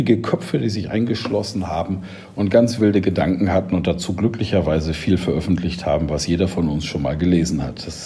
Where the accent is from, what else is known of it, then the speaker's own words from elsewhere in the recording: Schleswig-Holstein, Germany; Ich bin in einem Dorf in Schleswig-Holstein groß geworden, als Sohn eines Landwirts.